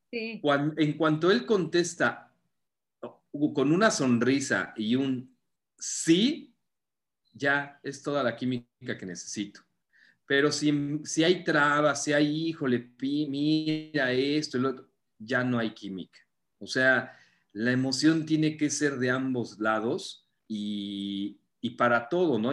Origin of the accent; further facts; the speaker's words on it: Mexico City, Mexico; moved away as an adult; now in Playa del Carmen, Mexico; Yo soy de la Ciudad de México